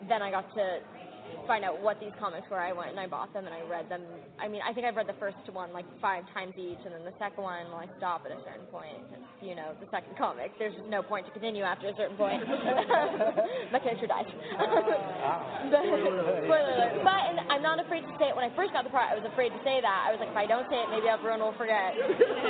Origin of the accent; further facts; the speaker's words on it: Toronto, Ontario, Canada; I am from Toronto, so I got hired as a local in Toronto